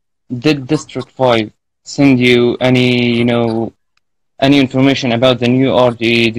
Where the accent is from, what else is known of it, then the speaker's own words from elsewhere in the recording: Palestine; English is a second language; from Palestine. It's an Arabic country